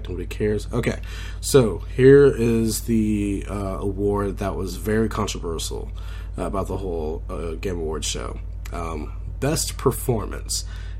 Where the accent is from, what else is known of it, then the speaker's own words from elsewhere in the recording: Oklahoma, United States; We're all from Oklahoma, so it's like, we know how to talk Southern every once in a while